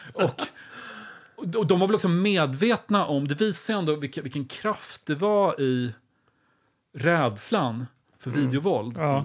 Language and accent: Swedish; Linköping, Östergötland, Sweden; jag växte upp väldigt nära Kema Tobak